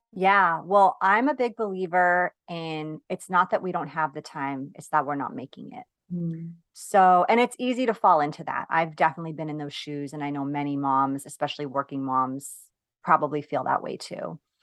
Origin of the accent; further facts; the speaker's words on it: New York, United States; I'm from New York.